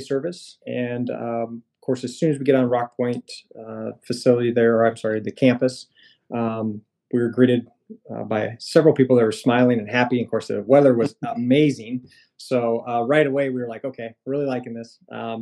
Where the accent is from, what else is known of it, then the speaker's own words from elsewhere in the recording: Orient, Iowa, United States; I'm a Midwest boy. I'm from Iowa. I grew up in a small town in Southwest Iowa called Orient.